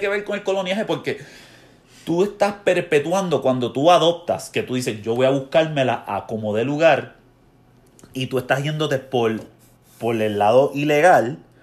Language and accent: Spanish; Ponce, Puerto Rico; yo me crié en Ponce, en una urbanización